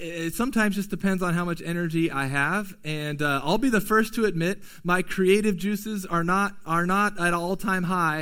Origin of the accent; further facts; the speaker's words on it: United States; as American Christians in 2020